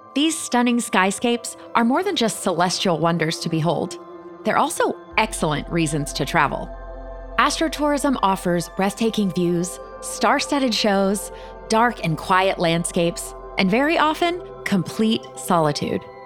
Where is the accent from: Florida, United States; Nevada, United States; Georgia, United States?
Florida, United States; I grew up in Florida